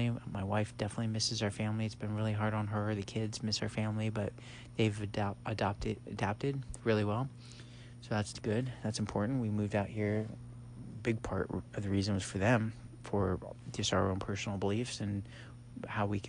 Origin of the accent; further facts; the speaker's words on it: Los Angeles, California, United States; moved away as an adult; also born or lived in San Diego, California / Berkeley, California / Oakland, California; now in Texas, United States; I was born and raised in Los Angeles, the San Fernando Valley, Van Nuys, Sherman Oaks area. And then I lived in San Diego, moved down there about 12, 13